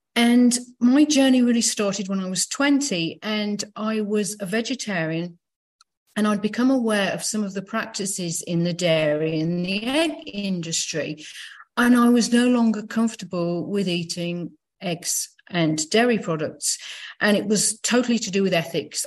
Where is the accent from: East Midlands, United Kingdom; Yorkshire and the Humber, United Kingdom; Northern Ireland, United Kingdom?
East Midlands, United Kingdom; Leicester; moved away; I was back in my hometown of Leicester in the UK